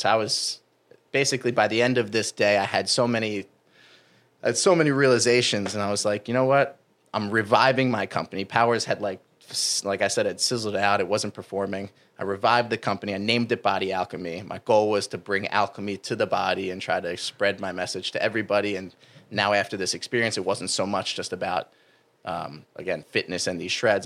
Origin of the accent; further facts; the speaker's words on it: New Jersey, United States; moved away; I'm from New Jersey